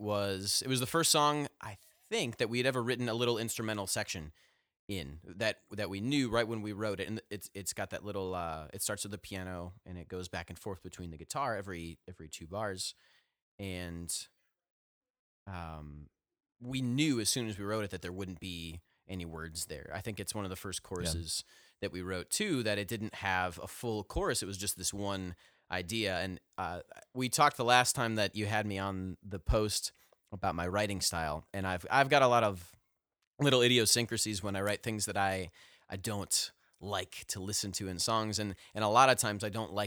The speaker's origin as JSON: {"language": "English", "region": "Ohio", "country": "United States", "lives_now": "Nashville, United States", "said": "when I moved down here to Nashville from Northeast Ohio, where we all hail from, the greater northern, eastern, northeastern Ohio area."}